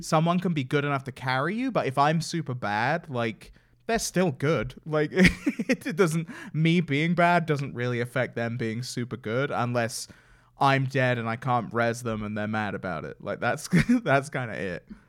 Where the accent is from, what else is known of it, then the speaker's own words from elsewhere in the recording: England, United Kingdom; I'm from England